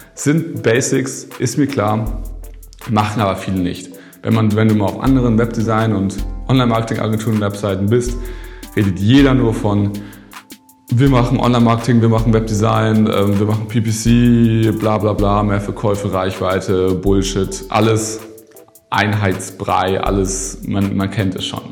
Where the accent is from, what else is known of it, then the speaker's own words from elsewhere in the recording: a village between Hamburg and Bremen, Lower Saxony, Germany; now in Berlin, Germany; Jetzt bin ich ja in Berlin hier, aber ich komme eigentlich aus dem Dorf zwischen Hamburg und Bremen